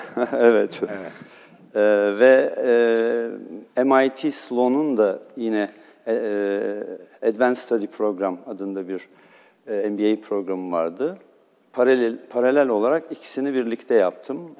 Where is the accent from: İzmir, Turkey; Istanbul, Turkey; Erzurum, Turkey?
Istanbul, Turkey; also born or lived in Cairo, Egypt; Bizim çocukluğumuz da Erenköy'de geçti.